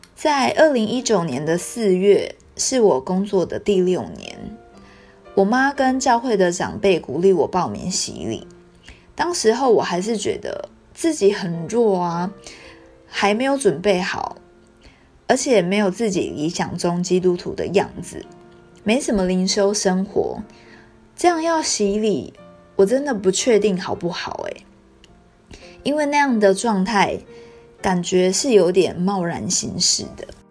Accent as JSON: {"language": "Chinese", "country": "Taiwan", "tie": "born or raised there", "said": "还记得我小时候，九二一地震之后，台湾时常有地震的发生"}